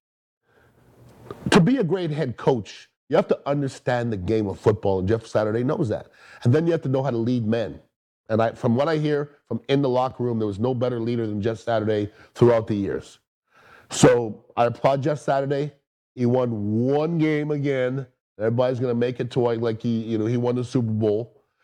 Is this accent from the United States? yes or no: no; Canada; I'm from the Great White North of Canada.